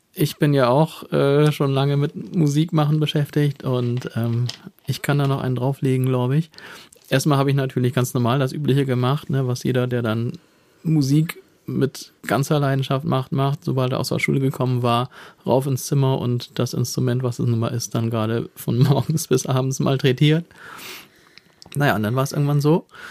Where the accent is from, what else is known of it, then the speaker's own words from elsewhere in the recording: Bremen or Hamburg, Northern Germany, Germany; hat sofort erkannt, dass ich hier aus Bremen oder Hamburg stamme.